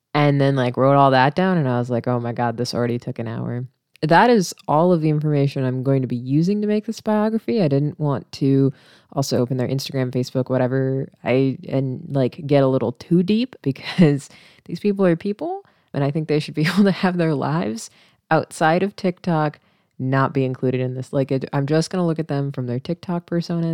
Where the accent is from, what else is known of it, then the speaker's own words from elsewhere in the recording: Missouri, United States; moved away; I grew up in a town with eight thousand people, right? And it's, like, two hours away from, like, Saint Louis and Kansas City in Missouri